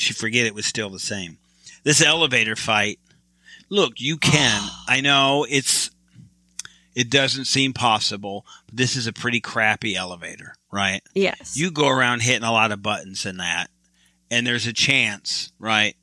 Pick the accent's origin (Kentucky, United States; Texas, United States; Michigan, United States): Michigan, United States; I'm from Michigan